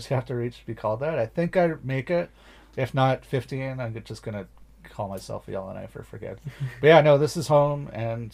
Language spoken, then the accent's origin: English; small town in Ontario, Canada; now in Northwest Territories, Canada; My hometown is the size of the entire population of the NWT